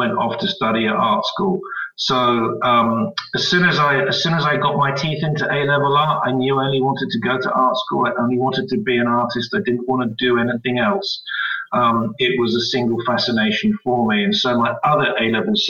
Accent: Jersey; moved away as an adult; also born or lived in Winchester / London; I came from Jersey.

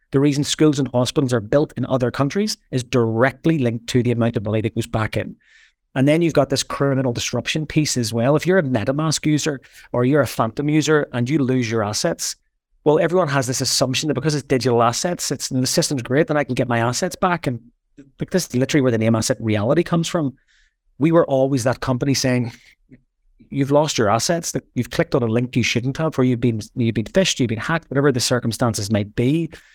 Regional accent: Belfast, Northern Ireland, United Kingdom; I grew up in Belfast. I grew up sort of in the middle of the troubles

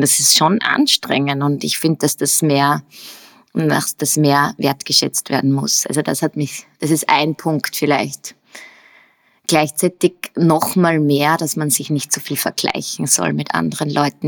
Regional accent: Upper Austria, Austria; accent: Upper Austrian; moved away as an adult; also born or lived in United States; now in Vienna, Austria; bin aus Oberösterreich. Ähm, das hört man vielleicht auch noch meine oberösterreichischen Wurzeln manchmal durch.

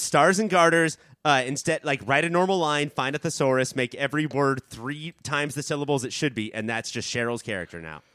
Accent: Orange County, California, United States; I grew up in Orange County

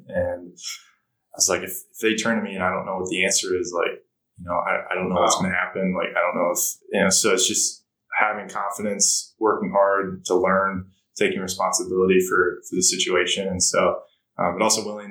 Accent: Minneapolis, Minnesota, United States; moved away as an adult; also born or lived in British Virgin Islands; born and raised in Minneapolis

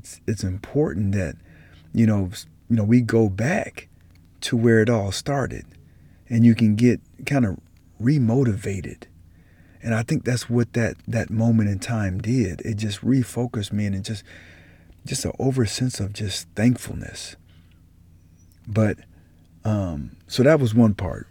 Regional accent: Colorado Springs, Colorado, United States; born or raised there; moved away

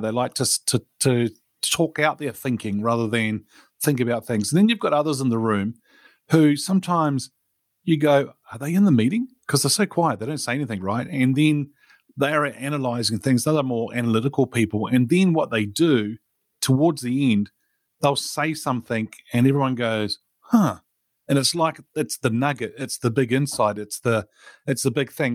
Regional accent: New Zealand; born or raised there

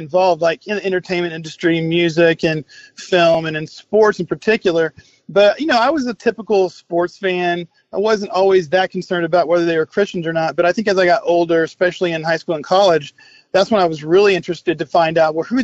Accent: Oklahoma, United States; also born or lived in Texas / Tulsa, Oklahoma; my family, we're from Oklahoma, and we moved to Texas for a year. And then when I was about 9 or 10 years old, we moved back to Oklahoma. And specifically, we relocated to the Tulsa area

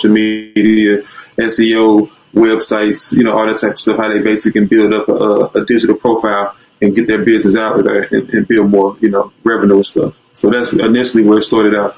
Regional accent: East St. Louis, Illinois, United States; I'm from East St. Louis, specifically

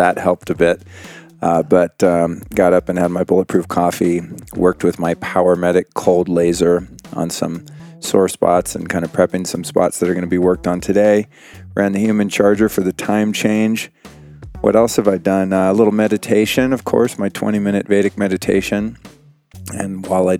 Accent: Aspen, Colorado, United States; moved away; I'm originally from Aspen

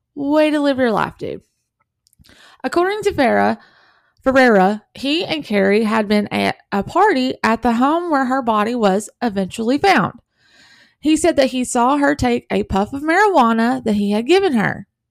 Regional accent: the South, United States; I'm from the South

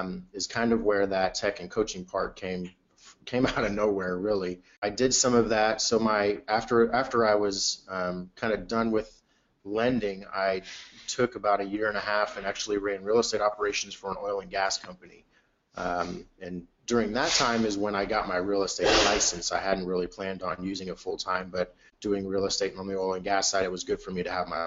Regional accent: Houston, Texas, United States; also born or lived in Clear Lake, Houston; back closer to where home has always been, which is on the north side of Houston in the Woodlands and Spring area

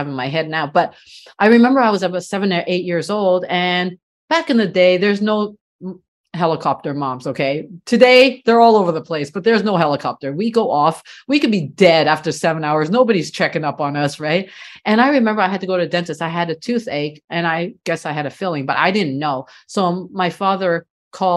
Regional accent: Canada; I'm first generation, so I was born here in Canada

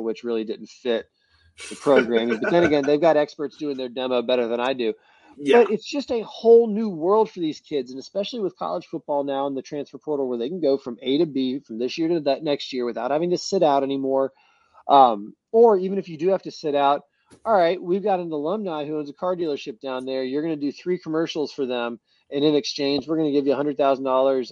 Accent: Tallahassee, Florida, United States; I grew up in Tallahassee

